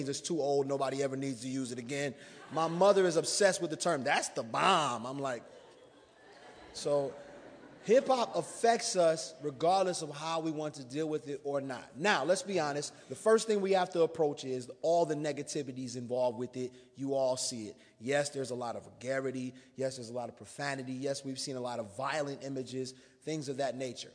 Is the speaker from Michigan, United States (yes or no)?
no; South Bend, Indiana, United States; now in Goshen, United States; I was born in South Bend, but I'm a resident of the metropolis of Goshen, Indiana.